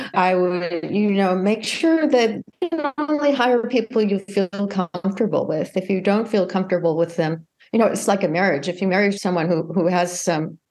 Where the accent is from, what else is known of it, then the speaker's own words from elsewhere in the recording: United States; moved away as an adult; also born or lived in France; as an American